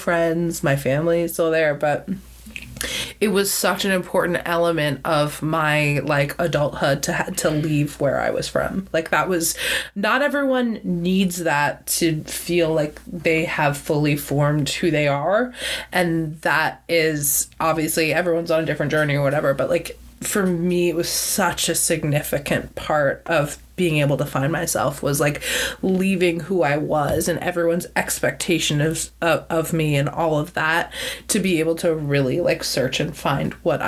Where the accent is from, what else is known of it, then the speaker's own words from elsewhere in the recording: Cambridge, Massachusetts, United States; moved away; my whole life I've wanted to leave where I was from, and I'm not from like a shitty small town. Like, I'm from Cambridge, Massachusetts